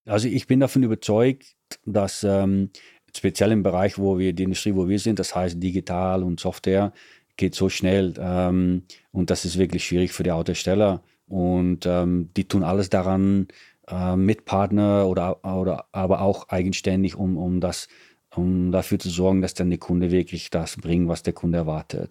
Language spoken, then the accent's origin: German; Netherlands; German is a second language; now in Italy; Bin Holländer.